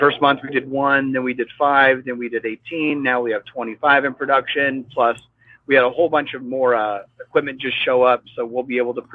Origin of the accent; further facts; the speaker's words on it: Iowa, United States; moved away as an adult; now in San Juan Islands, United States; I grew up in Iowa, where, you know, a lot of obviously Midwest folks out there